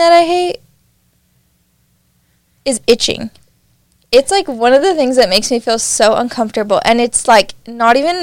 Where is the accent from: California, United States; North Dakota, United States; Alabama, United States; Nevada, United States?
Nevada, United States; now in Utah, United States; I'm from Nevada